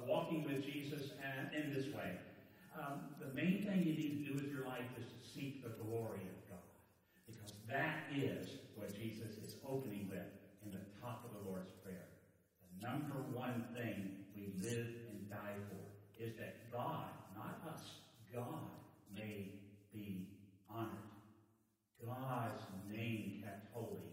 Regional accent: Virginia, United States; now in Florida, United States; I come from Virginia. This is where I was born and raised, within growing up in Virginia

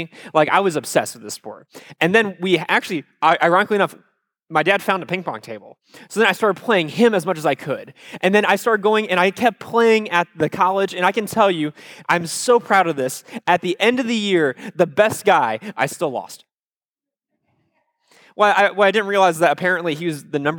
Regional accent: Iowa, United States; I am from Iowa

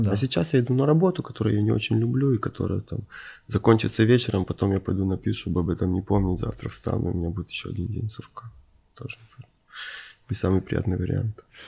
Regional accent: Ukraine; moved away; also born or lived in Moscow / Venice; я родился на Украине, провел там часть жизни

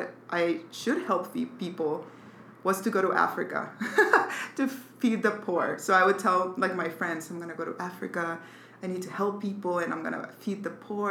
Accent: Mexico City, Mexico; I was born in Mexico City. My family, really, I had a really good childhood, really good people.

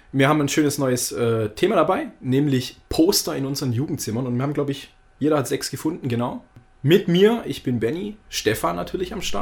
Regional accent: Baden-Württemberg, Germany; ich bin in der Gegend von Stuttgart aufgewachsen

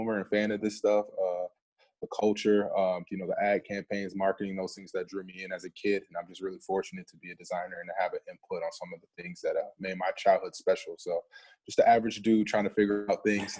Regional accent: Flint, Michigan, United States; moved away; growing up in Michigan

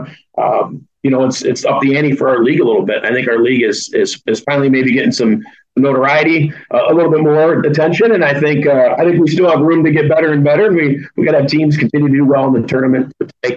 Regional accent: Bellevue, Iowa, United States; I grew up in Bellevue, about 20 miles south of Dubuque.

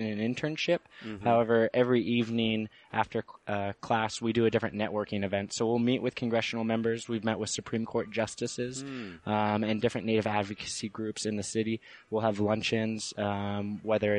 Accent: Auburn, Washington, United States; moved away as an adult; now in Washington, D.C., United States; I grew up in Auburn, Washington, and on the Muckleshoot Reservation

